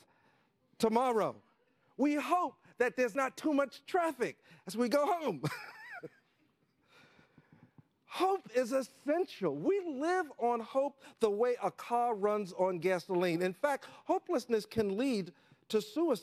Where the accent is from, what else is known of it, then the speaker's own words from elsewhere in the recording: New York City, New York, United States; I grew up in Harlem when it wasn't cool